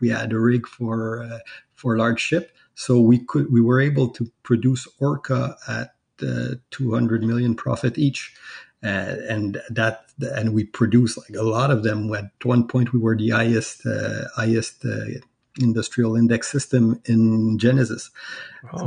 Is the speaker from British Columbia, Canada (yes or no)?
no; Quebec, Canada; I'm from Canada